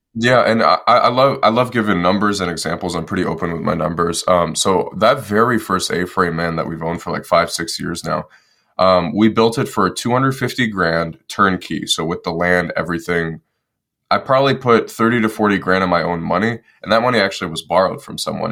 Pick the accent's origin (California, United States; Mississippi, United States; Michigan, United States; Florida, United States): Michigan, United States; Detroit; moved away as an adult; I was born and raised in Detroit, Michigan, and then uh, I decided to join the Marine Corps when I was 18